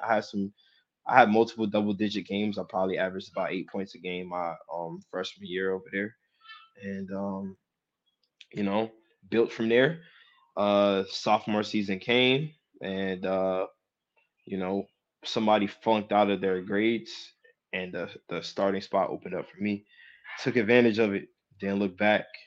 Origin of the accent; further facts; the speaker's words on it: Jersey City, New Jersey, United States; I'm from Jersey City